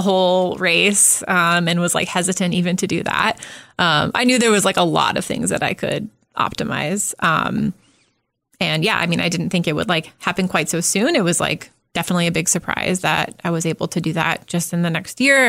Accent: Southern California, United States; now in Omaha, United States; I grew up in Southern California

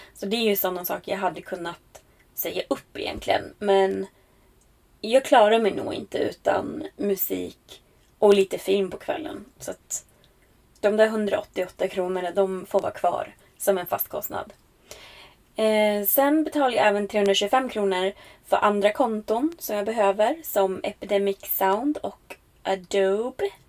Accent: Västerås, Västmanland, Sweden; moved away as an adult; Jag kommer ju faktiskt från Västerås ursprungligen.

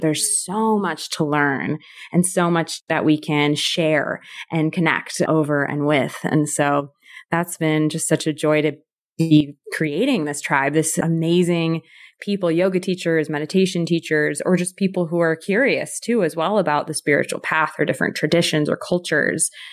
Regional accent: California, United States; I'm from the U S, I'm from California

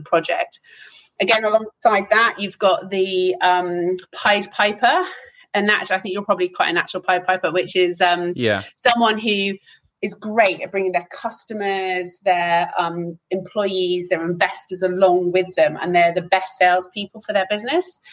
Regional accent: Hertfordshire, East of England, United Kingdom; moved away; also born or lived in Amsterdam; I grew up and I was born in Hertfordshire, but have sort of gone around the houses since then

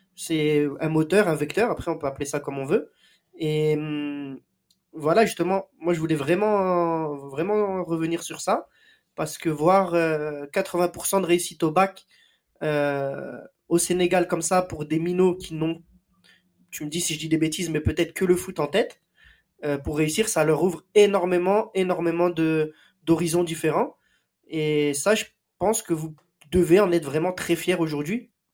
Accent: Marseille, Provence-Alpes-Côte d'Azur, France; ici chez nous à Marseille

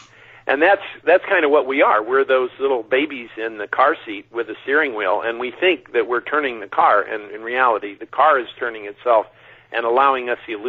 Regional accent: Mojave Desert, United States; when I grew up out in the Mojave Desert, we had a prayer that said, God help me to find the truth and avoid those who have.

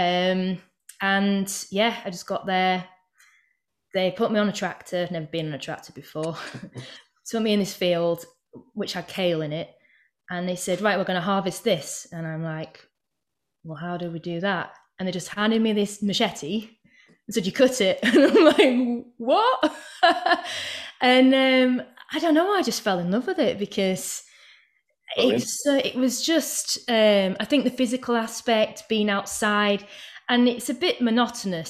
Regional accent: Yorkshire and the Humber, United Kingdom; also born or lived in Manchester; now in North West England, United Kingdom; So I'm from East Yorkshire originally, and it's very arable around there.

